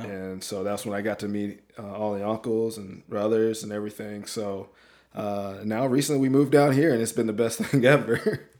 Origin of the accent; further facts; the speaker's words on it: Alabama, United States; moved away as an adult; also born or lived in Washington State; born and raised in Alabama, roll tide